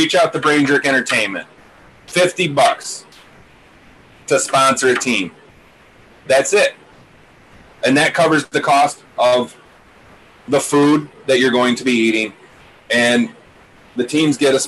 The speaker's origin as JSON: {"language": "English", "town": "Monroe", "country": "United States", "tie": "born or raised there", "said": "We grew up in Monroe."}